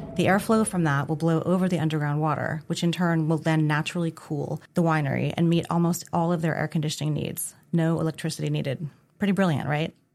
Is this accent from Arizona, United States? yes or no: yes; Arizona, United States; moved away; I grew up in Arizona